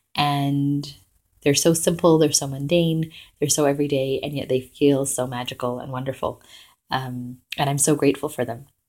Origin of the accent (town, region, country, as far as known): Vancouver, British Columbia, Canada; now in Toronto, Canada